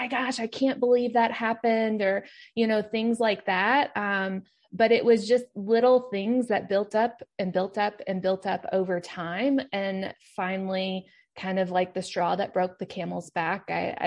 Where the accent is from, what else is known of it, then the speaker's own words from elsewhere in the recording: Kentucky, United States; moved away; I am from Kentucky, even though that's not where I live now